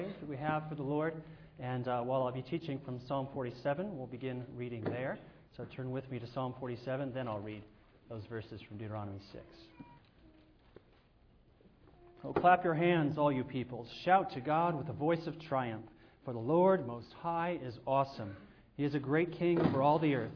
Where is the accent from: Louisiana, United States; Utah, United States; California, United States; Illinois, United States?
California, United States; Southern; I grew up in Southern California